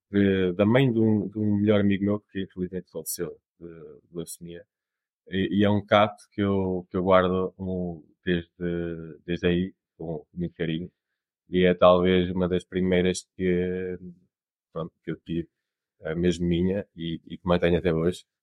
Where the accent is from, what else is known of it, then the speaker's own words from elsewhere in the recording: Portugal; also born or lived in Canada; eu, nasci no, no Canadá uh, e a minha família estava lá na altura, decidi voltar para Portugal, porque é, nós somos portugueses.